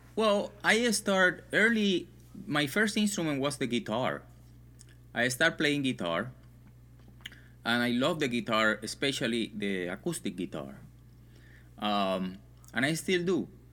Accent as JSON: {"language": "English", "town": "Santa Clara", "region": "Villa Clara", "country": "Cuba", "tie": "born or raised there", "moved": "yes"}